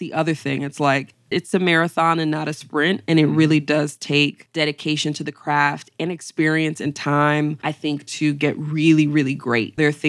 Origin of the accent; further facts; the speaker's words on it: Syracuse, New York, United States; Big shout out to Syracuse 315. I would say Syracuse was everything. That was really my foundation.